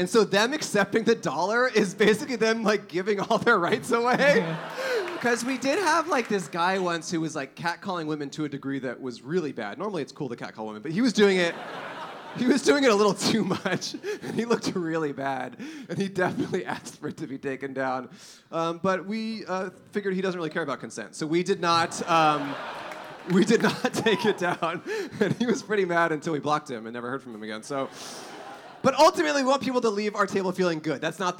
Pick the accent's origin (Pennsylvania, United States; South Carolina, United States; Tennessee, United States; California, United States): California, United States; Los Angeles; Oh, right. We're from Los Angeles, so yeah.